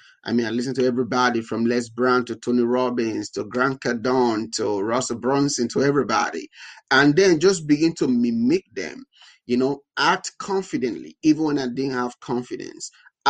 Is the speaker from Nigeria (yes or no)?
yes; Nigeria; now in United States; being black in tech, having an accent in tech, being Nigerian in tech